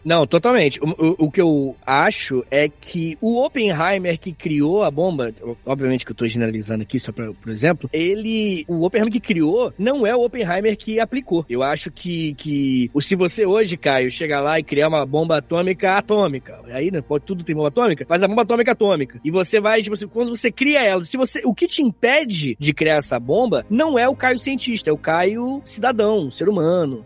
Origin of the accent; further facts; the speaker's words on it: Angra dos Reis, Rio de Janeiro, Brazil; eu sou de Angra, sou de Angra dos Reis, lá pela usina